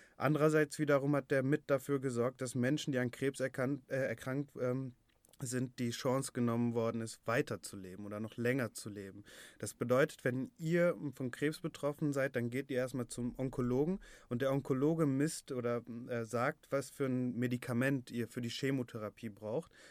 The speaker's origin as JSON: {"language": "German", "town": "Bottrop", "region": "North Rhine-Westphalia", "country": "Germany", "also_born_or_lived": "Berlin", "said": "ich komme aus Bottrop, hier läuft das alles ein bisschen anders."}